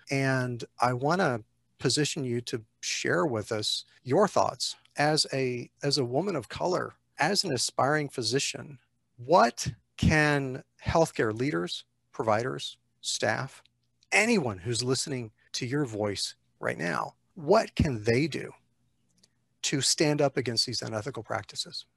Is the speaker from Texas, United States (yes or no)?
yes; Texas, United States; I grew up in Texas